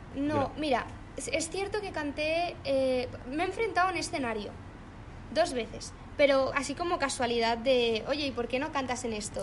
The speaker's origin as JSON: {"language": "Spanish", "area": "Mallorca", "region": "Balearic Islands", "country": "Spain", "moved": "as an adult", "lives_now": "Madrid, Spain", "said": "yo soy de Mallorca, vivía en Mallorca, ahora vivo en Madrid"}